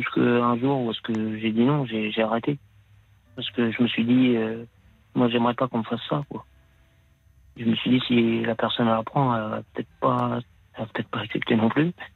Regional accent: Paris, Île-de-France, France; moved away as an adult; also born or lived in Somme; J'étais de Paris

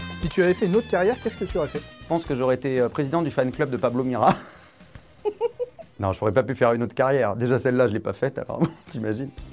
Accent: Essonne, Île-de-France, France; also born or lived in Bordeaux / Bassin d'Arcachon; Je suis originaire du 91, je suis né euh, dans l'Essonne, mais je suis originaire à la base, toute ma famille

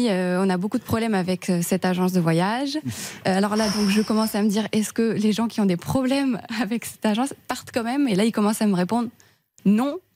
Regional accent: Rouen, Normandy, France; now in Paris, France; alors, je viens de Rouen, mais j'habite sur Paris.

